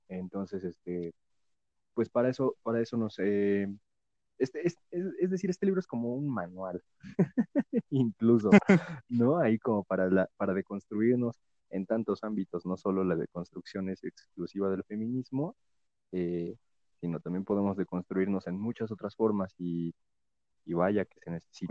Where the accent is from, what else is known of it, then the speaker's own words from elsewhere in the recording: Mexico; como mexicanos